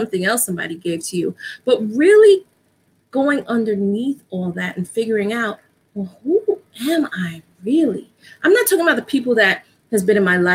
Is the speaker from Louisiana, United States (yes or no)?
no; New York City, New York, United States; I'm from New York. Actually, I live in New York. I grew up in the Bronx